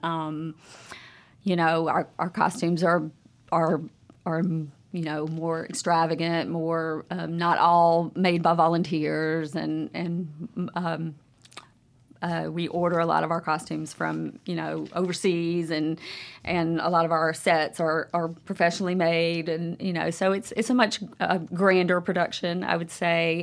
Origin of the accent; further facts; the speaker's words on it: Monroe, Louisiana, United States; moved away as an adult; now in Jackson, United States; I'm originally from Monroe, Louisiana